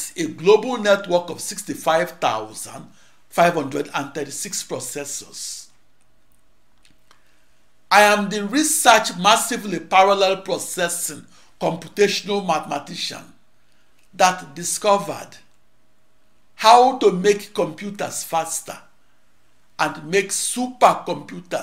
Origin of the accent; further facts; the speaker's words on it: Akure, Ondo, Nigeria; also born or lived in Onitsha, Nigeria; now in United States; I was born in the late afternoon of August 23, 1954, in Akure, in the heart of Yoruba land, in the then British West African colony of Nigeria